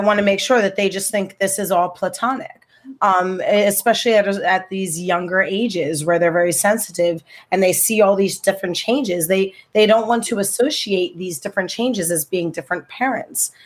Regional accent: Trenton, New Jersey, United States; moved away as an adult; now in Hackensack, United States; I'm from Trenton, New Jersey

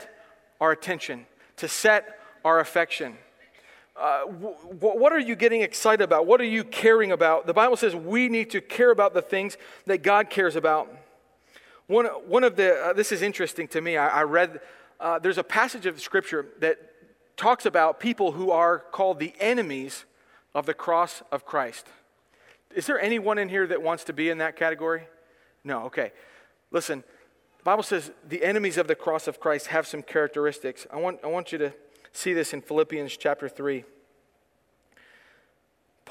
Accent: United States; I am an American person

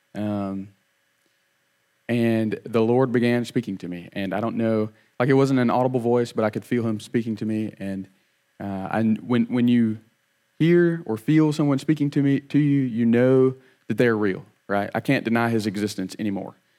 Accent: Opp, Alabama, United States; I grew up in Op, uh, had two little brothers

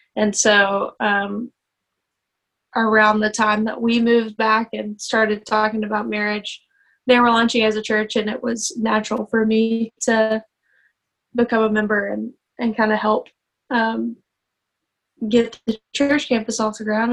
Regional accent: Muscle Shoals, Alabama, United States; I am um, originally from Muscle Shoals, Alabama. I grew up there

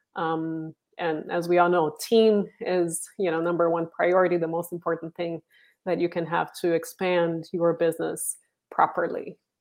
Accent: Brazil; moved away as an adult; now in San Francisco Bay Area, United States; I'm originally from Brazil and, uh, moved to the, to, um, San Francisco Bay Area twenty years ago

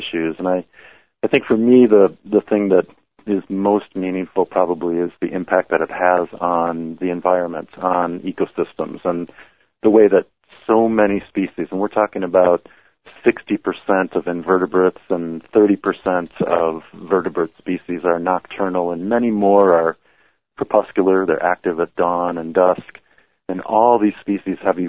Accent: Minnesota, United States; as a child growing up in Minnesota

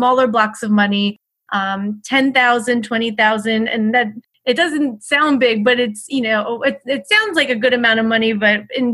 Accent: Philadelphia, Pennsylvania, United States; moved away as an adult; also born or lived in Miami; now in Birmingham, United States; I grew up in Philadelphia. I moved to Miami as an adult, and now I live in Birmingham

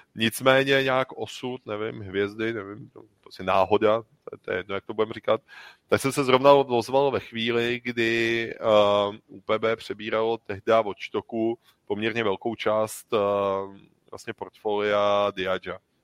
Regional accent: Czechia; My jsme z Čech

